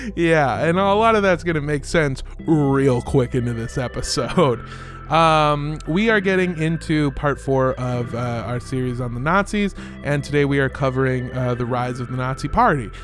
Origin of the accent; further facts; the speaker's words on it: United States; as an American